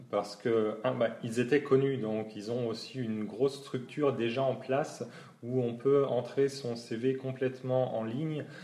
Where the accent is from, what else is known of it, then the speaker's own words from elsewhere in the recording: Champagne-Ardenne, Grand Est, France; moved away as an adult; also born or lived in Nord / Normandy; now in Düsseldorf area, Germany; je viens de la Champagne-Ardenne, mais entre-temps, j'ai aussi euh, habité et travaillé dans le Nord et en Normandie.